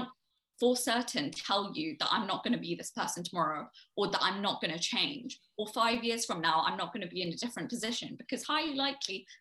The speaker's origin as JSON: {"language": "English", "country": "United Kingdom", "tie": "born or raised there", "also_born_or_lived": "Delhi", "said": "I define UK as home simply for the fact that I was born here. I am a British citizen"}